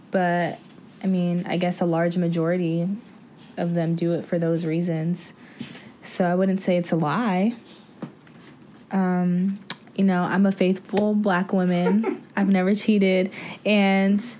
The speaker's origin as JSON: {"language": "English", "area": "the Bay Area", "region": "California", "country": "United States", "said": "I'm from the Bay"}